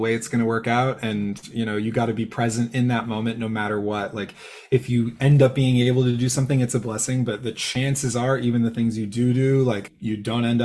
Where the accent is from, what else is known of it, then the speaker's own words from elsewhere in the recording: San Jose, California, United States; I grew up in San Jose, California.